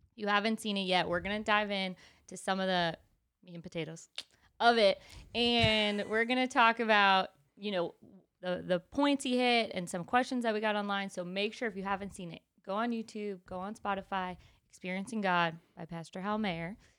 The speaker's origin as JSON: {"language": "English", "region": "New York", "country": "United States", "moved": "yes", "said": "I'm from New York. I'm Italian"}